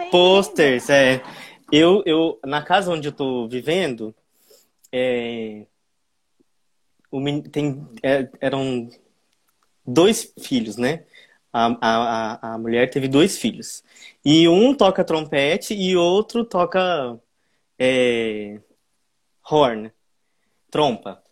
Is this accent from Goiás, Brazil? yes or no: yes; Santa Helena de Goiás, Goiás, Brazil; Eu nasci no interior do estado de Goiás, uma cidade pequena que se chama Santa Helena de Goiás. E aí foi lá que eu comecei é, a tocar